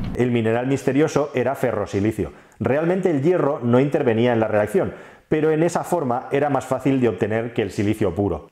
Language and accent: Spanish; Spain